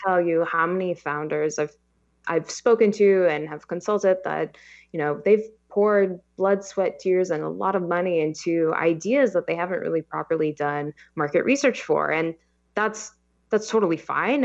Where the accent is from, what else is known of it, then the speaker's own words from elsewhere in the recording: Los Angeles, California, United States; I am born and raised in Los Angeles. Um, been here my whole life